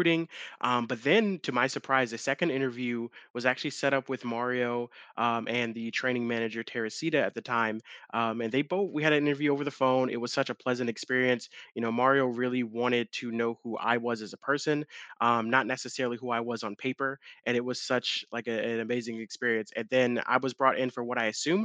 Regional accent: Long Island, New York, United States; now in Charlotte, United States; I'm originally from Long Island, New York, moved down to Charlotte many years ago

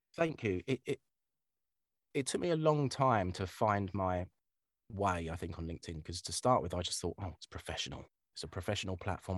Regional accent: Kent, South East England, United Kingdom; I'm from Kent

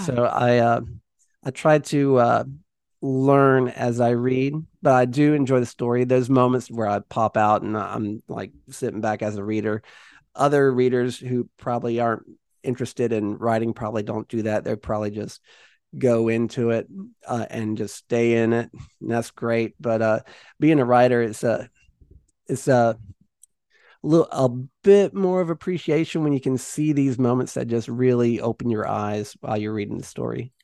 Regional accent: Jamestown, North Carolina, United States; also born or lived in Martinsville, Virginia / Archdale, North Carolina; I grew up here in the Southeast, uh, was born in Martinsville, Virginia, and, uh, pretty much, uh, went to school right around, uh, Jamestown, North Carolina most of my life

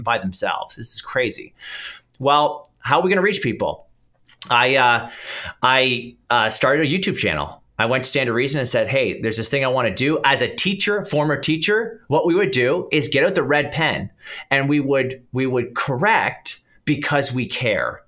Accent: Canada; accent: Canadian; I'm Canadian, people will probably pick up the accent

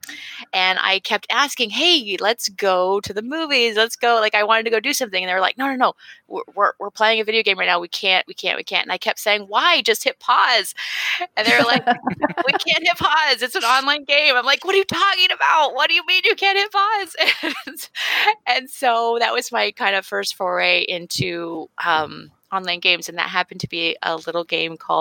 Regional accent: Santa Fe, New Mexico, United States; moved away; I'm from Santa Fe, New Mexico

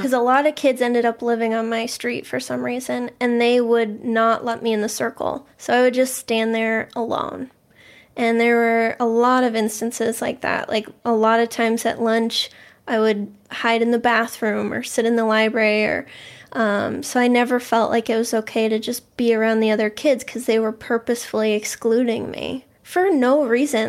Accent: Boston, Massachusetts, United States; I grew up in the Boston area. Um, I've always lived here

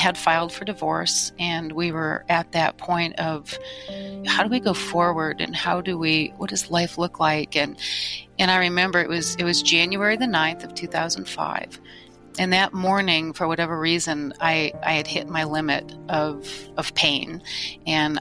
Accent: Michigan, United States; I was born and raised in Michigan

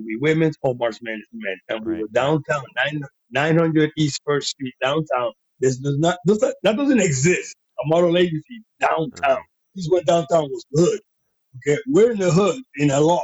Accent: Panama; accent: Panamanian; first language Spanish; English is a second language; moved away as an adult; also born or lived in New York; now in United States; I'm a Latino guy. I'm from Panama. I came here when I was 19 years old. Didn't speak any English.

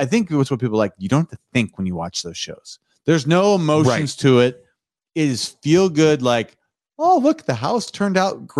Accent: Nebraska, United States; Okay, we're from Nebraska.

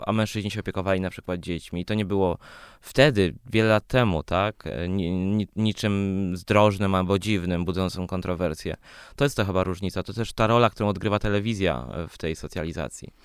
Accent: Poland; born or raised there; also born or lived in Sweden

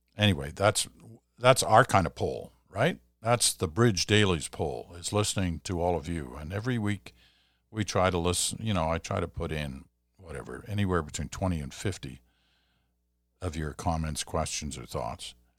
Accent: Stratford, Ontario, Canada; I come from Stratford, Ontario

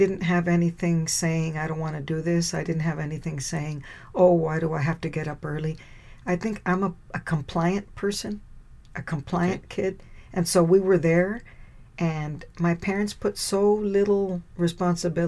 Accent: Texas, United States; The school's right here in my hometown, the University of Texas

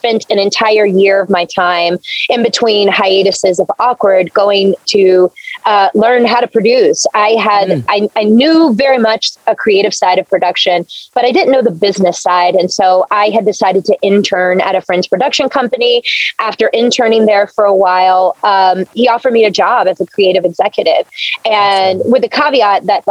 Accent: Blackshear, Georgia, United States; moved away; my hometown in Blackshear, Georgia

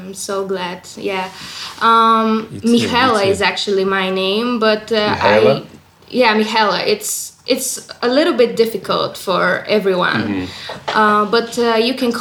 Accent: Bulgaria; I'm in Bulgaria right now. I'm from Bulgaria.

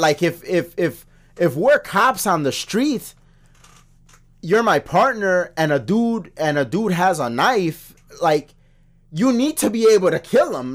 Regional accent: United States; as an American

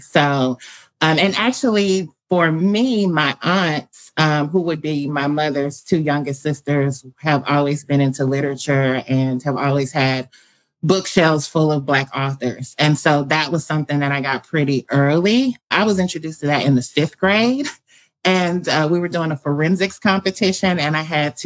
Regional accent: Nashville, Tennessee, United States; I'm coming to you from Nashville, Tennessee, born and raised here, left briefly

